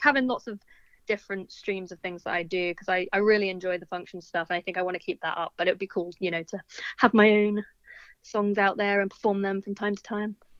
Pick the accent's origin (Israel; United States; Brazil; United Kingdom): United Kingdom; London; also born or lived in Bristol; musician from Southwest London.